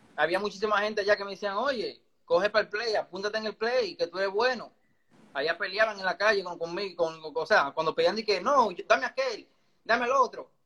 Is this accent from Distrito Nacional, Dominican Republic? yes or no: yes; Santo Domingo Este, Distrito Nacional, Dominican Republic; also born or lived in Pantoja; Yo nací en Los Minas, en la, en la maternidad de Los Minas